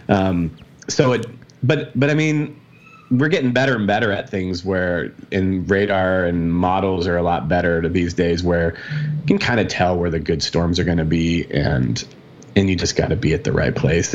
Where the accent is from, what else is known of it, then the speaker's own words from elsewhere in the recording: Arizona, United States; I'm from Arizona